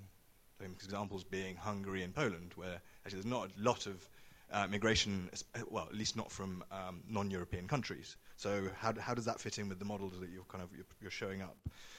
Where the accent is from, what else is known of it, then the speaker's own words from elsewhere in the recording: United Kingdom; being a British citizen